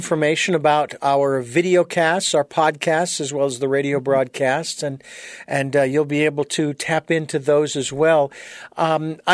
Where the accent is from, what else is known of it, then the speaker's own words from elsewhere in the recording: United States; also born or lived in Phoenix, Arizona; I was born and raised in the United States